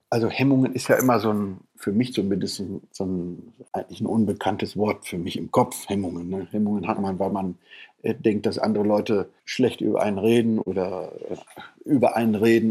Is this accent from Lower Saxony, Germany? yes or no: yes; Papenburg, Lower Saxony, Germany; ich komme ja aus dem Norden Deutschlands, von der Nordsee